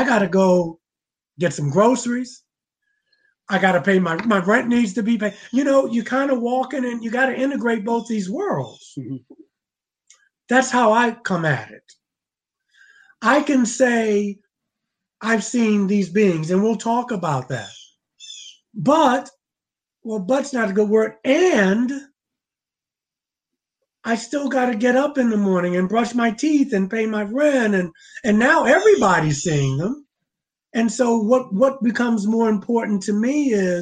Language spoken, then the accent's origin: English; Baltimore, Maryland, United States; I was growing up in Baltimore